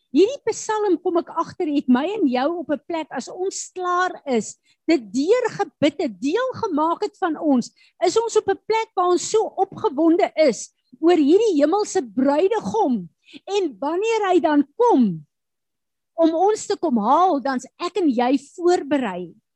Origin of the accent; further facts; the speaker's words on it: South Africa; as Suid-Afrikaners